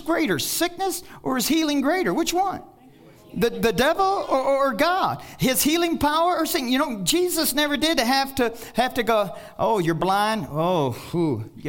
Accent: Kentucky, United States; I'm from Kentucky

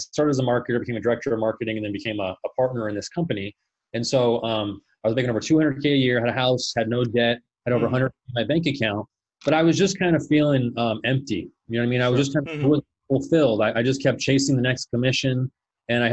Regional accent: Phoenix, Arizona, United States; also born or lived in Colorado; I was born and raised here in Phoenix, Arizona. So I pretty much lived here my entire

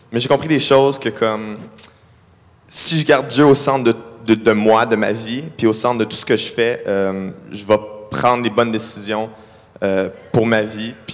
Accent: Ottawa, Ontario, Canada; Je viens pas d'ici, je viens d'Ottawa

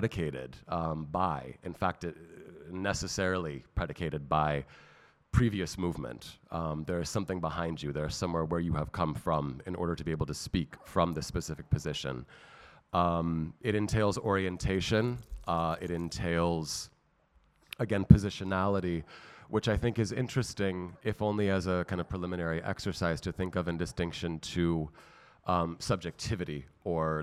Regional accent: San Francisco, California, United States; moved away as an adult; now in Athens, Greece; San Francisco, my native city

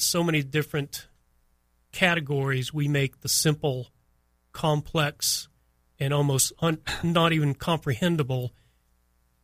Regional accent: Miami, Florida, United States; also born or lived in New Bedford, Massachusetts; I grew up in Miami, and Miami was just, and it was just paradise growing up down there

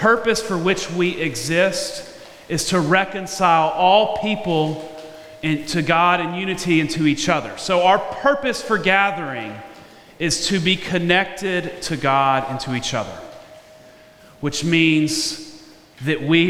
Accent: Memphis, Tennessee, United States; moved away; I went to my hometown of Memphis

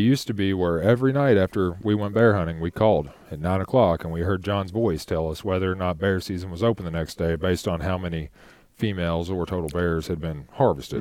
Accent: Shelby County, Kentucky, United States; also born or lived in Frankfort, Kentucky / Louisville, Kentucky; living in Louisville now, growing up in Shelby County, living in Frankfort

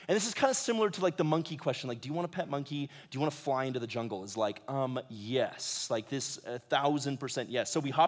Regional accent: Ecuador; I grew up in Ecuador. I spent a fair amount of time down there from the time I was 7 to when I graduated high school.

